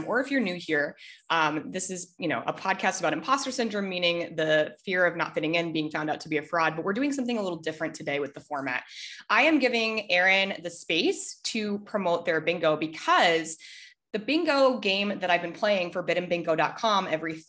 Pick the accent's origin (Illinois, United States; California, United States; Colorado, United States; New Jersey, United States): Colorado, United States; Denver; moved away; I'm from Denver. I haven't lived in Denver for about 3 years now